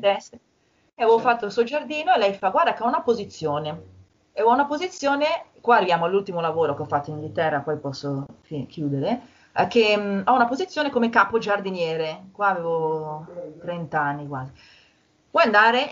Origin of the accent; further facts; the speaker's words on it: Milan, Lombardy, Italy; moved away as an adult; also born or lived in England; io sono di Milano